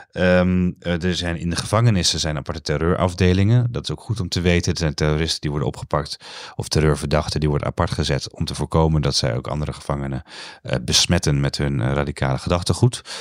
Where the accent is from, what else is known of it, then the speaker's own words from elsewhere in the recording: Amsterdam, North Holland, Netherlands; Zeg ik als, eh, als Amsterdammer.